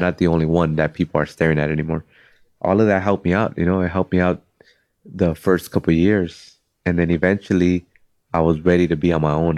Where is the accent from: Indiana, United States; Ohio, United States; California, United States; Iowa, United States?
California, United States; Cudahy; I'm from Cudahy.